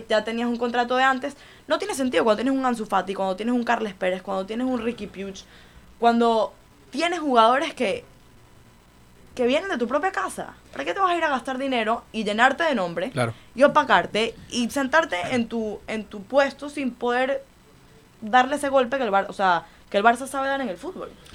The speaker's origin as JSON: {"language": "Spanish", "country": "Venezuela", "moved": "yes", "lives_now": "Miami, United States", "said": "yo soy venezolana, pero mitad de mi vida la viví aquí"}